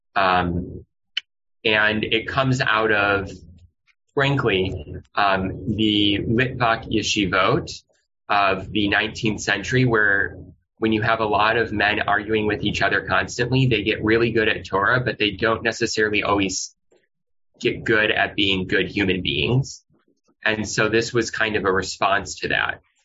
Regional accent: Midwest, United States; moved away as an adult; also born or lived in New Orleans, Louisiana; now in Los Angeles, United States; living in growing up in the Midwest

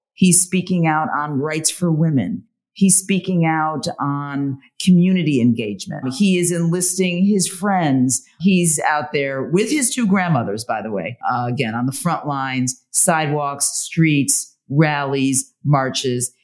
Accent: Washington, District of Columbia, United States; I was born in Washington, D.C.

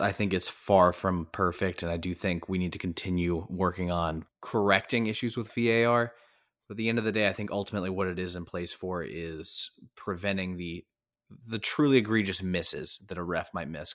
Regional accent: United States; as an American sports fan

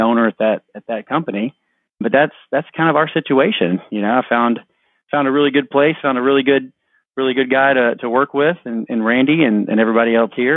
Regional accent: Houston, Texas, United States; I'm from Houston, grew up in town, kind of lived all over

